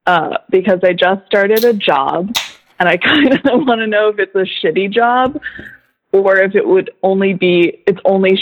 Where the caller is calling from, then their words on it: Philadelphia, Pennsylvania, United States; moved away; I'm calling from Philly.